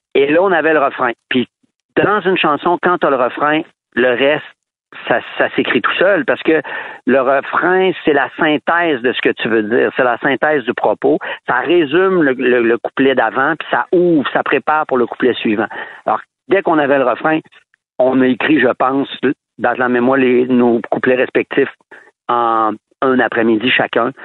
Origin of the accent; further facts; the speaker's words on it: Quebec City, Quebec, Canada; moi, on vient de Québec